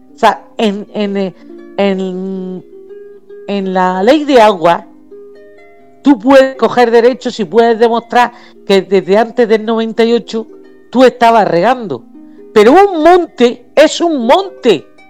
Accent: Region of Murcia, Spain; Yo soy una, murciana

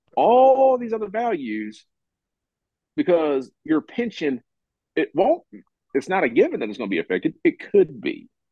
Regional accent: Kentucky, United States; moved away as an adult; I'm from Kentucky. I grew up in Kentucky, but I don't live there now

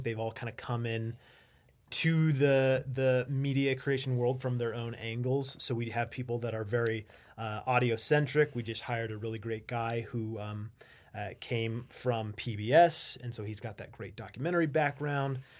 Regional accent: Las Vegas, Nevada, United States; now in Reno, United States; I'm originally from Las Vegas

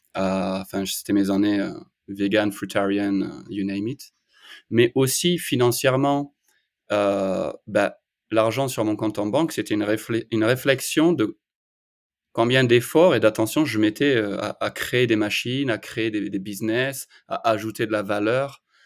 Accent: France; moved away as an adult; also born or lived in Australia / Bali, Indonesia; now in United States; je suis parti de la France à 23 ans, j'ai vécu en Australie pendant 10 ans, et ensuite je suis parti à Bali en Indonésie pendant 7 ans

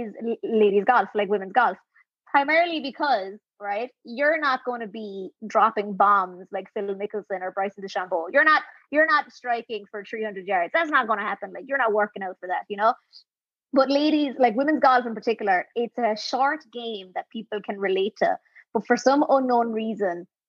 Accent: Millstreet, Munster, Ireland; Mill Street, like my hometown, because we have actually a tennis court.

